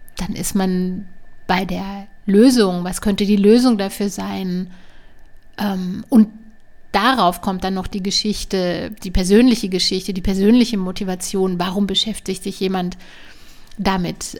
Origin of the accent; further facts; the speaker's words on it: near Strasbourg, Baden-Württemberg, Germany; ich bin in der Nähe von, von Straßburg aufgewachsen, von Frankreich.